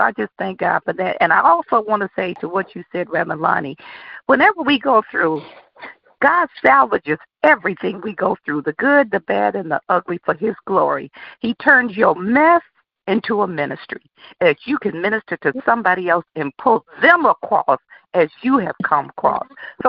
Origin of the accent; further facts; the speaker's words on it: Black Bottom, United States; y'all know I'm from Black Bottom.